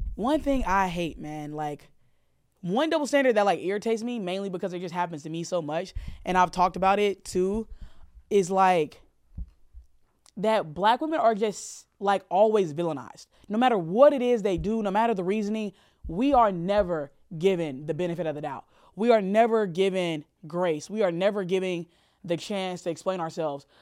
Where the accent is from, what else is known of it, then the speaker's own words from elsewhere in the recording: the South, United States; I grew up in the South